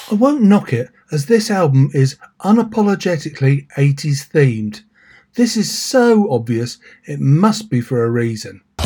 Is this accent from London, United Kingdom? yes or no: no; Milton Keynes, South East England, United Kingdom; MK is Milton Keynes, my hometown